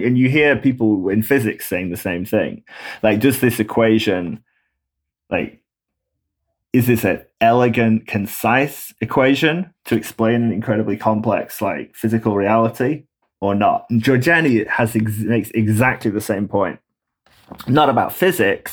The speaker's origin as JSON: {"language": "English", "region": "England", "country": "United Kingdom", "tie": "born or raised there", "moved": "as an adult", "lives_now": "United States", "said": "growing up in England"}